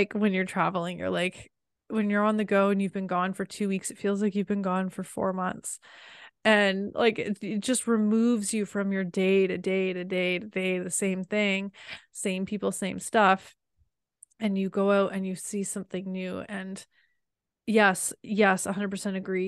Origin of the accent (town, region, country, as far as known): Canada; born or raised there